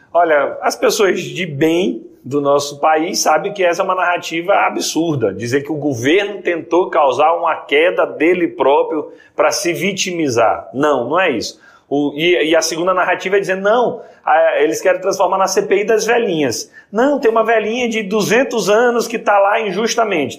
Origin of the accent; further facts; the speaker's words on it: Maranhão, Brazil; Eu sou do Maranhão